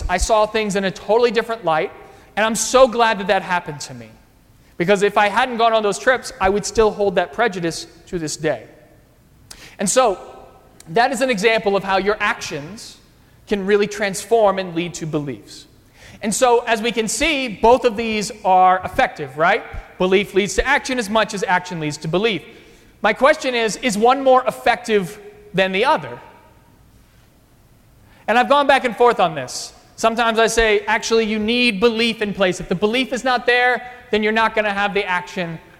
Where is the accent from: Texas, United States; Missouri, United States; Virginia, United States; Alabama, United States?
Virginia, United States; moved away as an adult; now in Arlington Heights, United States; when I was growing up in Virginia, I went to a high school